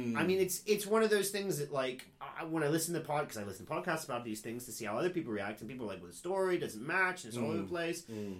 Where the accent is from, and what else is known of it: Cincinnati, Ohio, United States; born or raised there